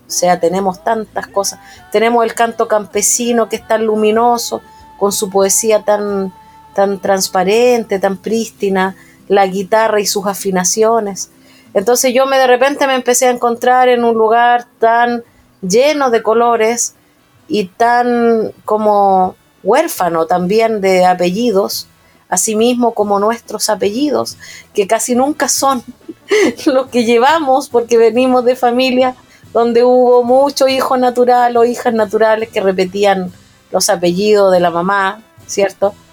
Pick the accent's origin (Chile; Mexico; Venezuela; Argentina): Chile; Biobío; also born or lived in Concepción; yo crecí en los años 80 en el sur, crecí en el Biobío, en la zona campesina